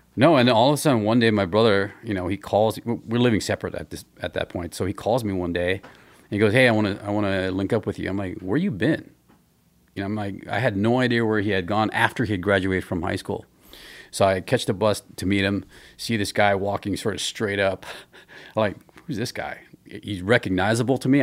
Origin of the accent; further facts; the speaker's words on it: Hawaii, United States; moved away as an adult; also born or lived in Philippines; I grew up in Hawaii.